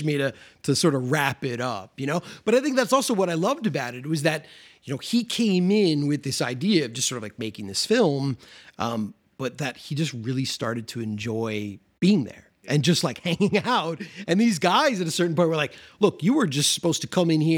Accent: Elmhurst, Illinois, United States; where I grew up in Elmhurst had like a huge model train club like this, like a notorious Western suburb, like train club that guys would come to from all over the Chicagoland area.

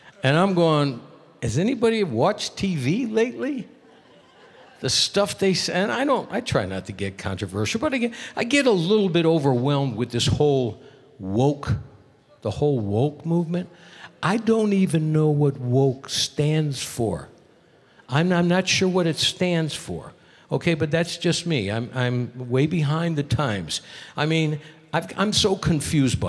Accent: Hartford, Connecticut, United States; now in Las Vegas, United States; I was born and raised in Hartford, Connecticut

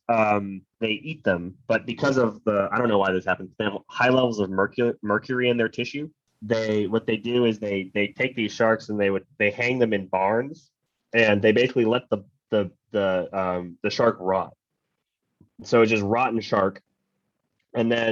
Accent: Pennsylvania, United States; I grew up in Pennsylvania, which is like basically 90% of the state is just a forest

